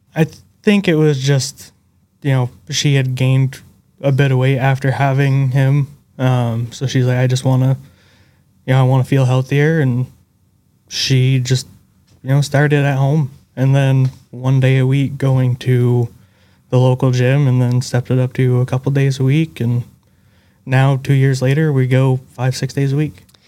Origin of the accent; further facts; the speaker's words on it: Northern Vermont, United States; Vermont, Northern Vermont.